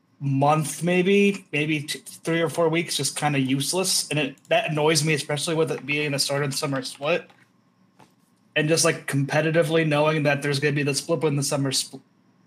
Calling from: Idaho, United States

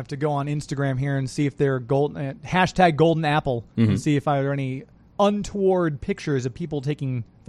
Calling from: St. Louis, Missouri, United States; We're in St. Louis. We do a live radio show every Saturday called Geek to Me Radio.

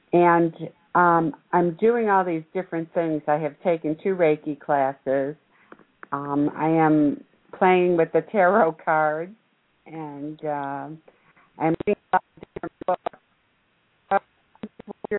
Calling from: Maryland, United States; I am calling from Maryland.

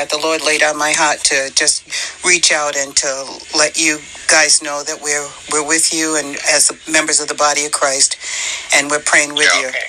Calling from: Chesapeake, Virginia, United States; I'm calling from Chesapeake, Virginia.

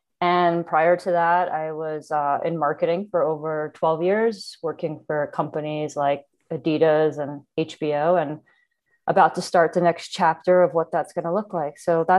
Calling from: Bend, Oregon, United States; also born or lived in Atlanta; Okay, I'm calling in from Bend, Oregon. I've been living here for about 2 years. We moved from Atlanta, Georgia during the pandemic, actually.

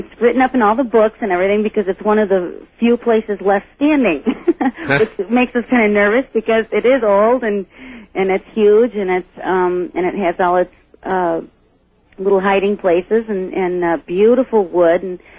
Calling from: Jamestown, New York, United States; I'm calling from Jamestown, New York.

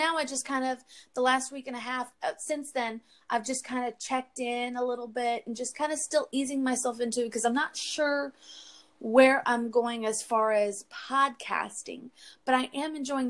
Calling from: Texas, United States; I'm in Texas.

